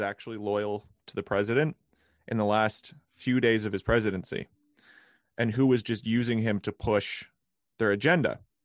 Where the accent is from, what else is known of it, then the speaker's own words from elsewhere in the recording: Canada; as a Canadian